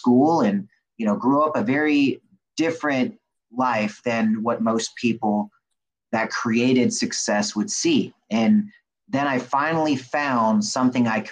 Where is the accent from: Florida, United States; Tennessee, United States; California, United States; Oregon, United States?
California, United States; Riverside; I was born in Riverside, California, and grew up in California all my life, bounced around to different homes